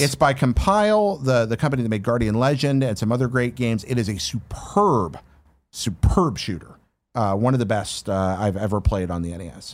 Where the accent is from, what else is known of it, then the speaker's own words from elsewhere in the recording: North Carolina, United States; where I grew up in North Carolina